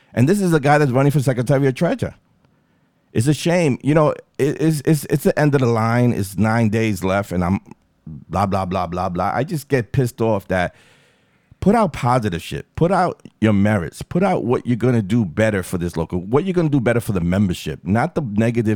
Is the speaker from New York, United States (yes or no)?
yes; New York City, New York, United States; I'm from Far Rockaway.